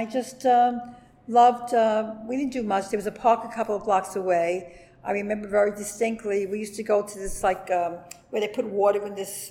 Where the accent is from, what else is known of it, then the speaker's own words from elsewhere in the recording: New York City, New York, United States; also born or lived in Sheepshead Bay, Brooklyn / Bensonhurst, Brooklyn; I was born in the Brooklyn Navy Yard, 1944